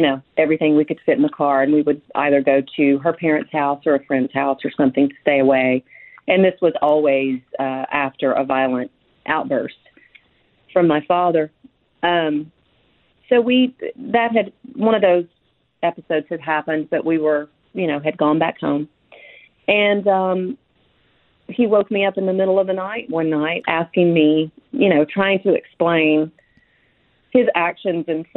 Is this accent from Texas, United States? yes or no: no; Frankville, Alabama, United States; also born or lived in Mobile, Alabama; I grew up in Frankville, Alabama, from the time I was just before I turned 2 until the time I was 12. When I was 12 years old, we moved to the Mobile, Alabama area